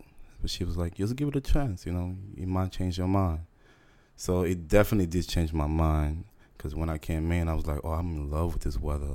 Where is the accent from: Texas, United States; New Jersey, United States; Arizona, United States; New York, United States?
New York, United States; New York City; moved away as an adult; also born or lived in Honduras; now in Houston, United States; So most of my life I spent in New York City